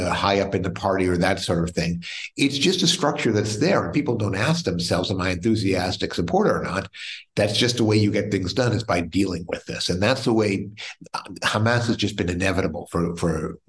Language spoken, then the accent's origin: English; United States; as an American